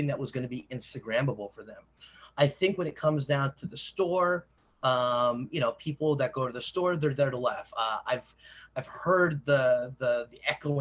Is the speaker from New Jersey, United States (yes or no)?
no; New York, United States; I'm from New York